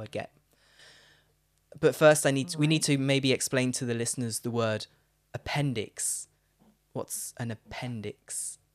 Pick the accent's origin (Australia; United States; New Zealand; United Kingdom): United Kingdom; Leicester, East Midlands